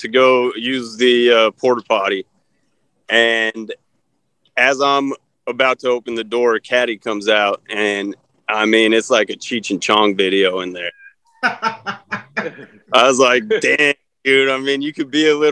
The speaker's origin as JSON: {"language": "English", "town": "Cheyenne", "region": "Wyoming", "country": "United States", "tie": "born or raised there", "also_born_or_lived": "Boulder, Colorado", "moved": "as an adult", "lives_now": "Edmond, United States", "said": "I was born and raised in Cheyenne, Wyoming"}